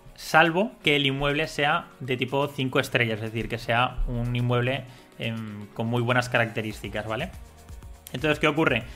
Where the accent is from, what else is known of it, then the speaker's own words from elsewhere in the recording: Spain; Siendo español